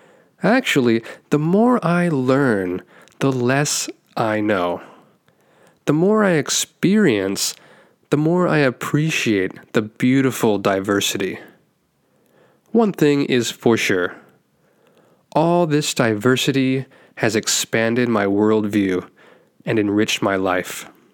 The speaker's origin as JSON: {"language": "English", "country": "Taiwan", "tie": "born or raised there", "also_born_or_lived": "United States / Philippines / Bangladesh / India", "lives_now": "Japan", "said": "I'm an American who was born and raised in Taiwan. And now I've lived in 6 countries total. So that includes Taiwan, the US, the Philippines, Bangladesh, India, and now Japan."}